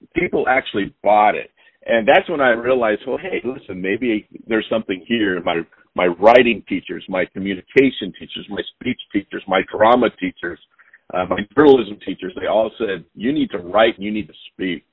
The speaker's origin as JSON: {"language": "English", "region": "Montana", "country": "United States", "tie": "born or raised there", "moved": "yes", "lives_now": "Pacific Northwest, United States", "said": "I grew up in Montana"}